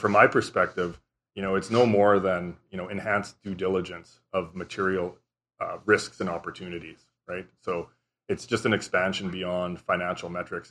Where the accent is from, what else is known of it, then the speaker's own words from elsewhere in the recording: Southern Saskatchewan, Canada; I grew up in Southern Saskatchewan.